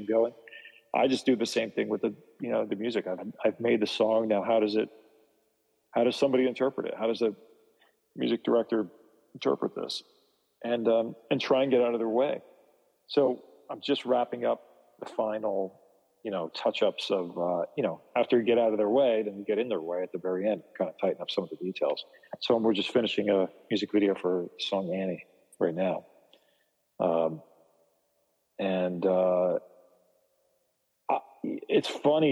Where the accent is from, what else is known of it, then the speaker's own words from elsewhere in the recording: New Jersey, United States; back when I grew up in New Jersey when I was a kid.